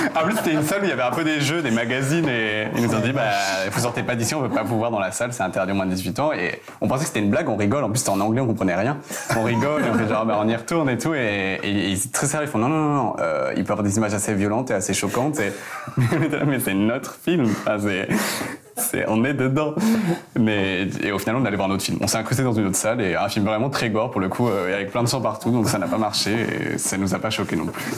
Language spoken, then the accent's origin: French; Provence-Alpes-Côte d'Azur, France; Je viens du sud de la France, des Alpes-Maritimes, euh, à la campagne.